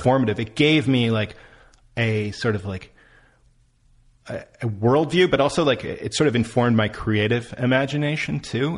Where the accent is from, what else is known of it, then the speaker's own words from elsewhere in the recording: Lockport, New York, United States; moved away; Lockport, where I'm from, Um, that's where Joyce Carol-Oates is from.